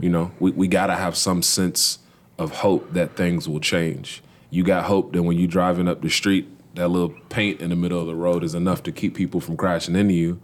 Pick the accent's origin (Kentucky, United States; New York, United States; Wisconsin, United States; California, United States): Kentucky, United States; Louisville; born, raised, and proudly still living in the west end of Louisville. I'm originally from the Parkland neighborhood